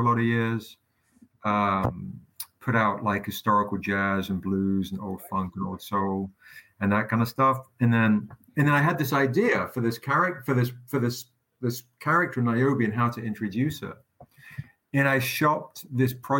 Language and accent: English; England, United Kingdom; moved away; growing up in England